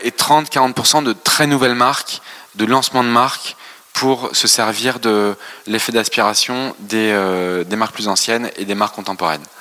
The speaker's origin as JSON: {"language": "French", "country": "France", "tie": "born or raised there"}